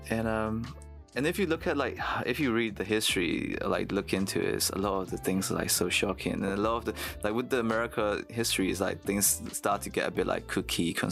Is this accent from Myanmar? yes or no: yes; Myanmar; literally grew up in the dictatorship